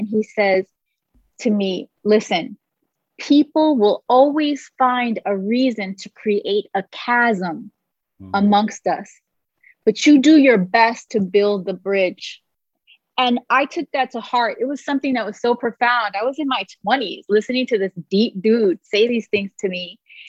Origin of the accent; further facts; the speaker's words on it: New York City, New York, United States; moved away as an adult; also born or lived in Boston; now in Los Angeles, United States; I was born and raised in New York City. I was actually born on the Lower East Side in the projects. And from there, we had to come up. We moved to the Bronx.